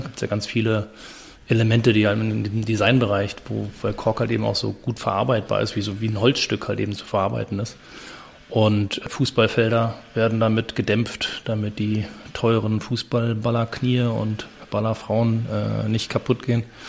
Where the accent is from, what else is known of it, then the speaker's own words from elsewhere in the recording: Berlin, Germany; moved away as an adult; also born or lived in London / Basel / Chile; weil es mein, meine Heimatstadt ist, weil ich da geboren bin